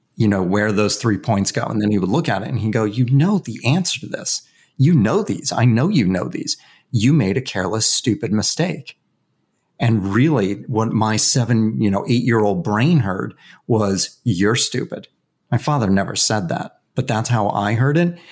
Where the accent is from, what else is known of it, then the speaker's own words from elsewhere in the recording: Westchester County, New York, United States; I grew up in Westchester County, New York, which is just about an hour north of Manhattan.